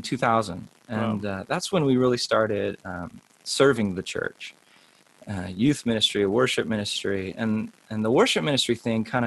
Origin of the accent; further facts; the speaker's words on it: Southern California, United States; I grew up in Southern California